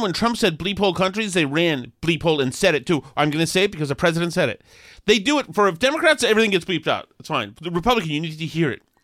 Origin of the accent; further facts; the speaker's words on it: Boston, Massachusetts, United States; when I was growing up in Alston